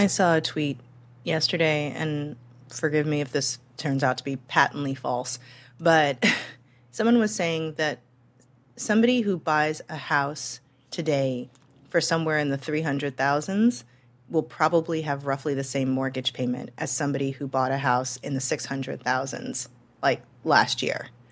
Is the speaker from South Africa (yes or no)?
no; St. Louis, Missouri, United States; moved away